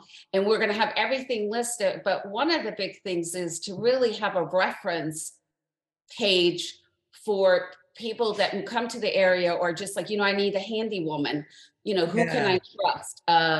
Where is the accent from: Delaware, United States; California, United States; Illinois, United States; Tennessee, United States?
California, United States; moved away as an adult; now in South Florida, United States; I'm from California. So for me, there's a huge learning curve of being on the East Coast.